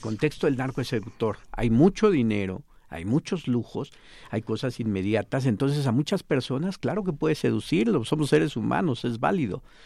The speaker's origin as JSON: {"language": "Spanish", "country": "Mexico", "said": "nos marcan como ciudadanos y como, mexicanos"}